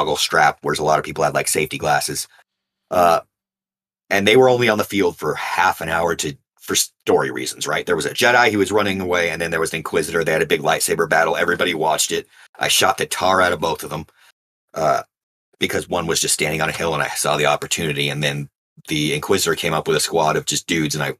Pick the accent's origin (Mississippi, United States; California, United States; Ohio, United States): California, United States; I'm from California